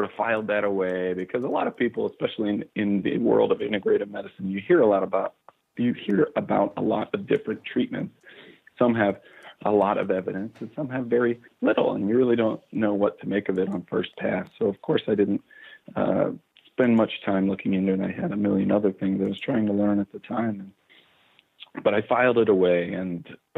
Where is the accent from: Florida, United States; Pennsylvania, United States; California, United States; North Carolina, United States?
Pennsylvania, United States; Pittsburgh; moved away as an adult; also born or lived in Ohio / Long Island, New York; now in Tucson, United States; I was born in Pittsburgh, Pennsylvania, and I did my undergrad training in Ohio